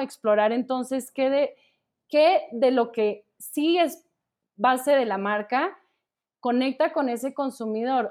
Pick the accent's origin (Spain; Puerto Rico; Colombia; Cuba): Colombia; now in Mexico; yo soy colombiana pero pues llevo, llevo ya aquí mucho tiempo, entonces ya también hablo como de nosotros los mexicanos